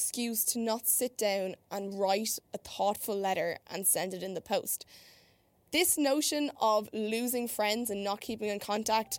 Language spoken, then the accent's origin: English; Ireland; moved away as an adult; now in Chicago, United States; I'm an Irish girl who moved here in January to do a semester abroad at Columbia College Chicago